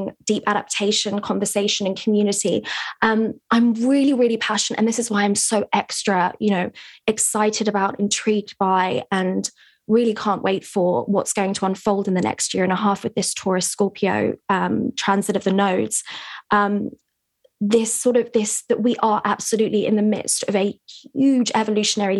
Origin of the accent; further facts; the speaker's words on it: England, United Kingdom; I'm here in England, which is where I'm from, as you can hear by my accent.